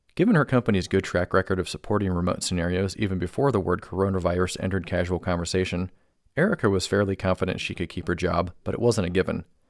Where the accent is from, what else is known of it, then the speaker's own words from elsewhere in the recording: Cuyahoga Falls, Ohio, United States; moved away as an adult; also born or lived in New Hampshire / Boise, Idaho; I was born and raised in Northeast Ohio